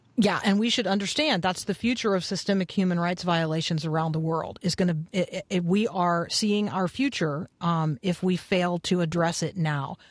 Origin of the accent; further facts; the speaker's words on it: United States; as an American